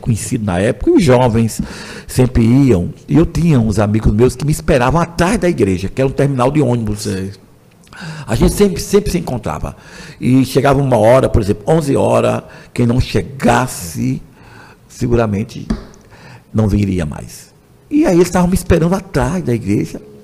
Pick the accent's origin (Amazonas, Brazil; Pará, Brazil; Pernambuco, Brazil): Pernambuco, Brazil; Surubim; also born or lived in Bom Jardim / Boca de Dois Rios; toda a minha vida eu fiquei como surubinense. Mas como eu nasci em casa de todos os meus irmãos. Uhum. Eu sou aquele que nasci em casa, então eu nasci em Bom Jardim, mas aí os, os anos todos ficou surubinense